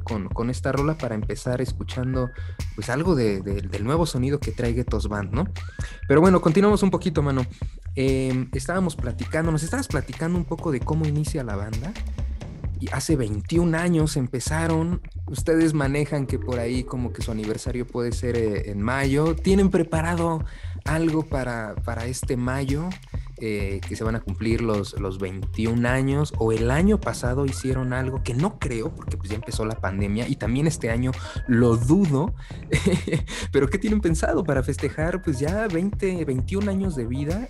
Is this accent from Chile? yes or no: no; Mexico; los mexicanos tenemos casi en toda nuestra música